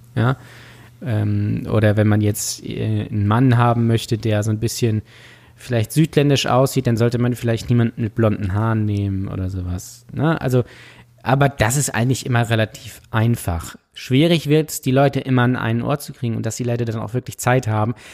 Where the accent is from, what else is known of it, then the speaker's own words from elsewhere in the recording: Lübeck, Schleswig-Holstein, Germany; ich komme hier ja aus Lübeck